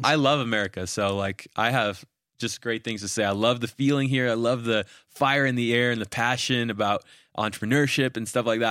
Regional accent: Canada; moved away as an adult; also born or lived in Utah; I'm a Canadian citizen, but at the time, I only had a visa to attend school

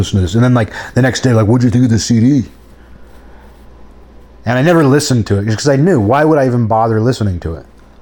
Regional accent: Seattle, Washington, United States; growing up in Seattle, there were no actual metal bands around.

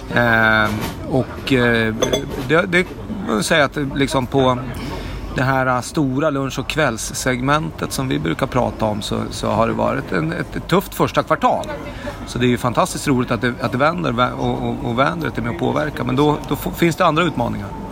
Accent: Norrland, Sweden; now in Stockholm, Sweden; som norrlänning från början men och inflyttad stockholmare

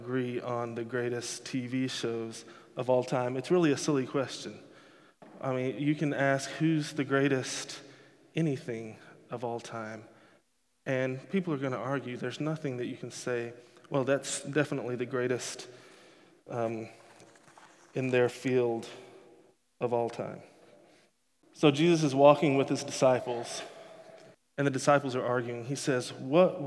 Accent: Texas, United States; moved away as an adult; I grew up in Texas. I lived in Texas for 30 years

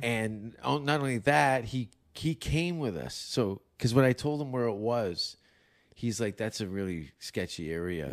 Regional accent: Canada; moved away; I am a Canadian

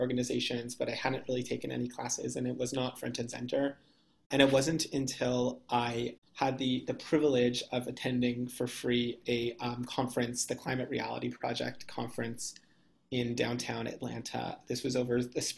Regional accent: Toronto, Ontario, Canada; moved away as an adult; I grew up in Toronto, Canada

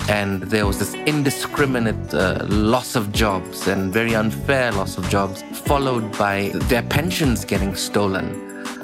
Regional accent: Kenya; English is a second language; I chose to sing this song in my mother tongue, which is a bit of a thing in Kenya.

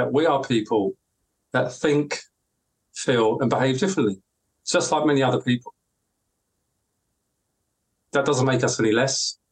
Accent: London, United Kingdom; when I was born in London, I came into this world from stress

